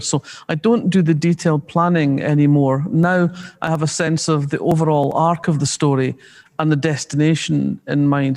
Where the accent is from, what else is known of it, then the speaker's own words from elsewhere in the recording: Scotland, United Kingdom; We're Scottish working class people of their generation